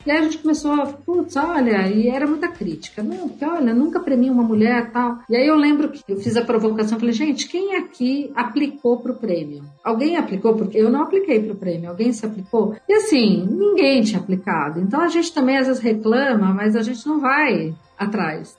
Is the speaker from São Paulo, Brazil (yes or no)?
yes; Mogi das Cruzes, São Paulo, Brazil; Sou do interior de Mogi das Cruzes, então caipira de Mogi.